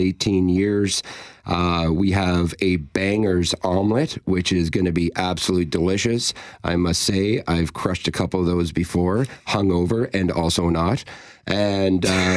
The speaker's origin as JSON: {"language": "English", "region": "the Maritimes", "country": "Canada", "moved": "yes", "lives_now": "Manitoba, Canada", "said": "I'm from the Maritimes, as you know. So, I mean, when I moved to Manitoba"}